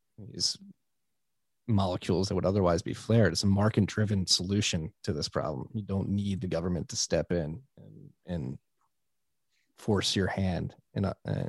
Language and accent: English; Philadelphia, Pennsylvania, United States; I'm a boy from Philly